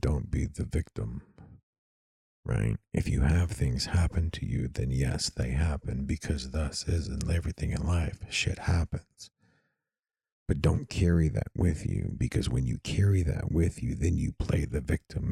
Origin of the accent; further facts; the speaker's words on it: East Texas, United States; I'm from East Texas